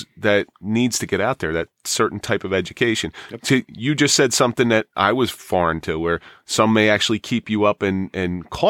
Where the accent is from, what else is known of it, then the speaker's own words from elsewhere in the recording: Absecon, New Jersey, United States; I grew up in Absecon.